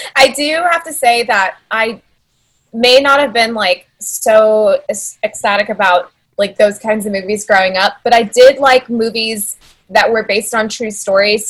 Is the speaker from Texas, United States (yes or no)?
yes; San Antonio, Texas, United States; also born or lived in Rio Grande Valley, Texas; I was born in the Valley, but I was raised in San Antonio